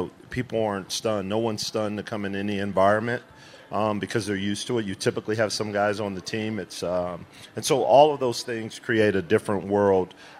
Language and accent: English; Kansas City, United States; also born or lived in Oklahoma; now in Las Vegas, United States; I'm from Kansas City